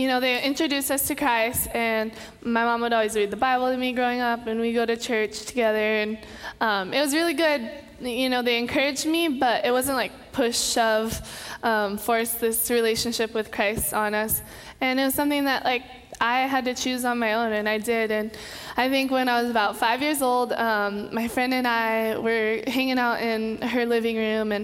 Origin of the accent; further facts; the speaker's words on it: Kauai, Hawaii, United States; I'm born and raised in Kauai, Hawaii